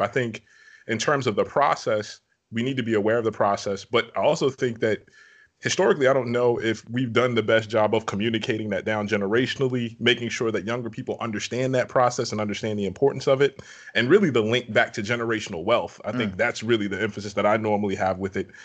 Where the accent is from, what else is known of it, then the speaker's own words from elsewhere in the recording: New York City, New York, United States; now in Virginia, United States; I'm originally from Brooklyn, New York